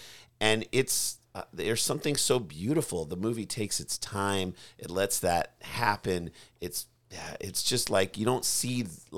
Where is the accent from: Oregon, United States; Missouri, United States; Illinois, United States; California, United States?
Missouri, United States; St. Louis; We've been a lot because we grew up in St. Louis.